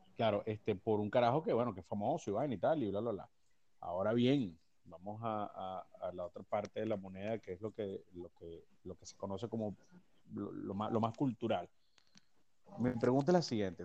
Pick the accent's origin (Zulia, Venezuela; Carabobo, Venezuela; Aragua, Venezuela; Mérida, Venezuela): Carabobo, Venezuela; Naguanagua; Yo soy nacido en Naguanagua. Yo soy naguanahuense